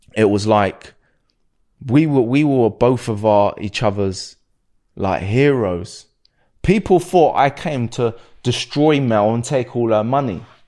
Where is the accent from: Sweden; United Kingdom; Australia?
United Kingdom; Slough, South East England; I'm from Slough